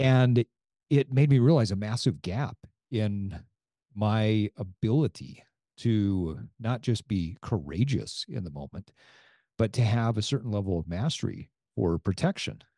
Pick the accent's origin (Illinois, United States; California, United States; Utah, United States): Utah, United States; growing up in Utah